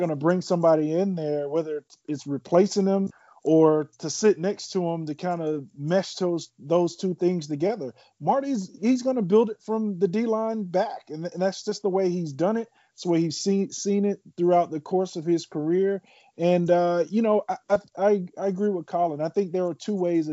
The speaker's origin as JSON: {"language": "English", "town": "Miami", "region": "Florida", "country": "United States", "tie": "born or raised there", "moved": "as an adult", "said": "I got traded away from my hometown team"}